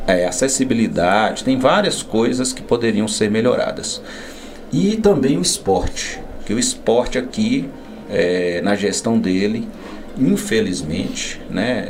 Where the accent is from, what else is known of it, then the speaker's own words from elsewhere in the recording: north of Minas Gerais, Brazil; nós que somos do norte de Minas